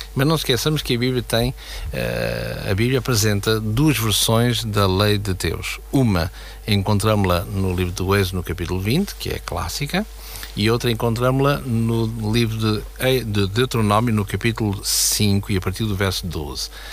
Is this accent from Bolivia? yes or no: no; Portugal; nós como portugueses, temos a nossa bandeira em casa